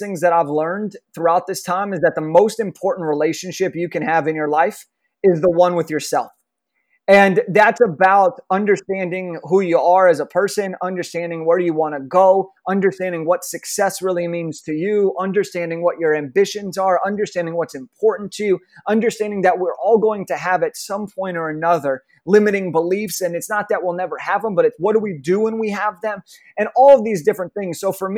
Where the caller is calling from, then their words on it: Los Angeles, California, United States; I'm calling in from Los Angeles, California, over in the United States.